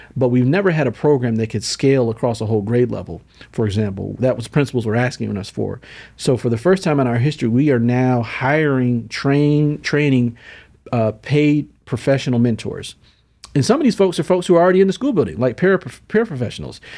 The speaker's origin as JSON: {"language": "English", "town": "Syracuse", "region": "New York", "country": "United States", "tie": "born or raised there", "said": "I'm from Syracuse, New York."}